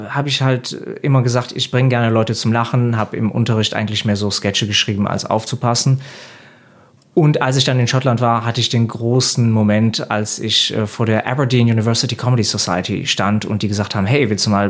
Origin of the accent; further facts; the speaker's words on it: Belgium; Das ist erstmal so ein Kulturschock, obwohl als Belgier ist das eigentlich